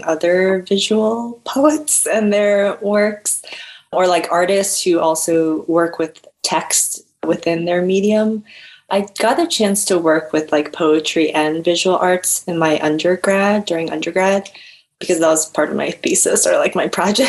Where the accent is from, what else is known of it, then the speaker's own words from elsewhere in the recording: Rockville, Maryland, United States; Right now I'm living in Maryland. So I'm living back at my hometown, ooh, in Rockville